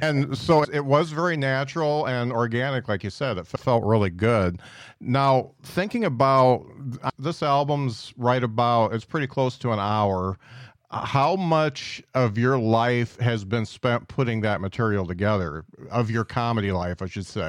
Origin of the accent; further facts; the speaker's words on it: Indiana, United States; now in Huntsville, United States; I come from Indiana